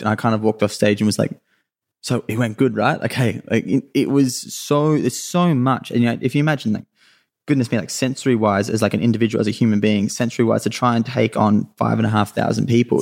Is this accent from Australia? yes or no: yes; Sunshine Coast, Queensland, Australia; also born or lived in Mooloolaba / Maroochydore; I, I grew up on the Sunshine Coast in Queensland was where I was where I was born